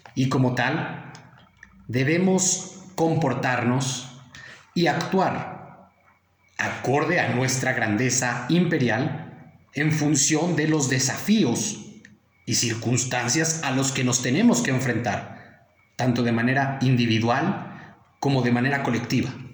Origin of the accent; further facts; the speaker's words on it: Mexico; nosotros como mexicanos